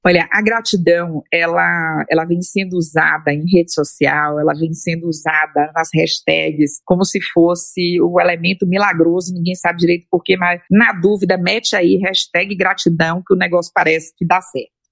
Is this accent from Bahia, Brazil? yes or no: yes; Bahia, Brazil; eu sou baiana